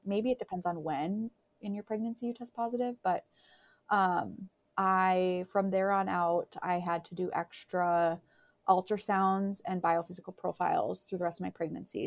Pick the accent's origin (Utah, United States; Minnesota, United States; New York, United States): Minnesota, United States; Crookston; moved away; my hometown of Crookston